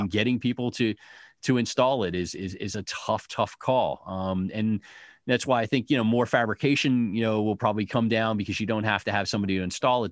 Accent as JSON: {"language": "English", "country": "United States", "lives_now": "Detroit, United States", "said": "we as Americans are, are hectic, busy"}